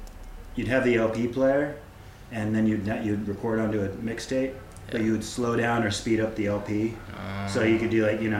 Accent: United States; now in London, United Kingdom; So we're a rock band based out of London. Mm. I'm American.

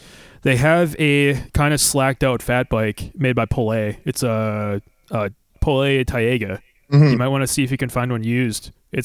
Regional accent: Wisconsin, United States; I'm from Wisconsin.

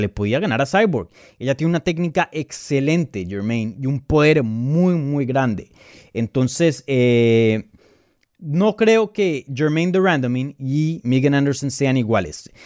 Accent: Colombia; first language Spanish; yo soy colombiano, mi primer idioma es el español.

